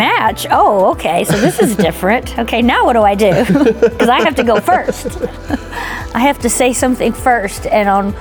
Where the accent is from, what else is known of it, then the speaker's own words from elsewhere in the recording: Webbers Falls, Oklahoma, United States; I grew up in a really small town in northeastern Oklahoma, Weber's Falls